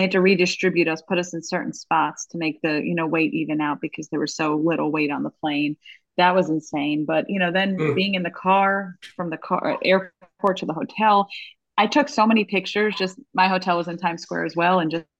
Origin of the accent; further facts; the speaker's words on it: Long Island, New York, United States; moved away as an adult; also born or lived in Islip; growing up on Long Island, I've been to the city plenty of times.